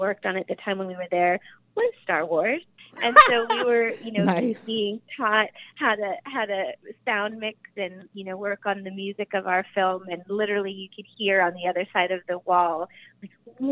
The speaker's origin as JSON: {"language": "English", "region": "Hawaii", "country": "United States", "said": "I'm from Hawaii"}